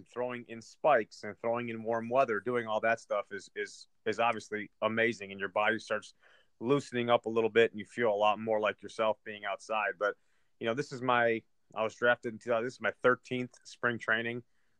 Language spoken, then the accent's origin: English; Chicago, Illinois, United States; I grew up in Chicago, born and raised a Cubs fan.